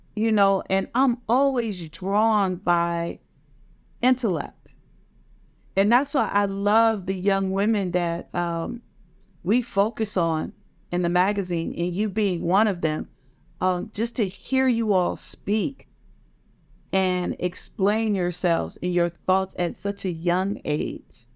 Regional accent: United States; my area where I grew up in Maryland and Washington, D C.

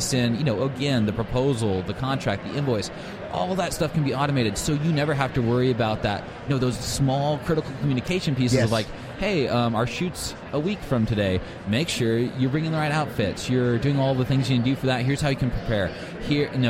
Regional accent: Oklahoma, United States; we're from Oklahoma

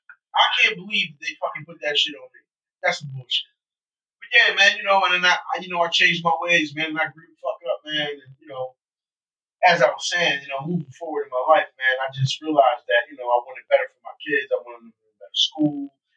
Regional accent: Philadelphia, Pennsylvania, United States; I was in North Philly pretty rough.

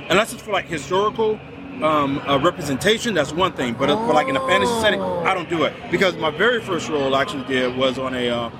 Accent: Dallas, Texas, United States; moved away as an adult; also born or lived in South Korea; now in San Antonio, United States; I'm originally from the Dallas-Fort Worth area.

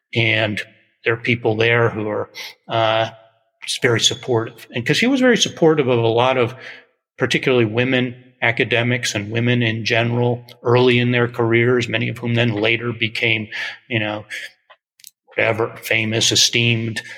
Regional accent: Amherst, Massachusetts, United States; we're both from Amherst

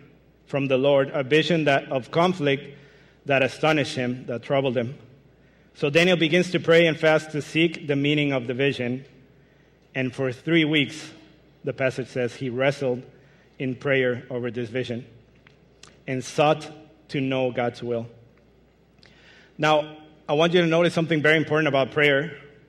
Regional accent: Mexico; English is a second language; moved away as an adult; now in Michigan, United States; I'm originally from Mexico, but moved to Michigan 5 years ago.

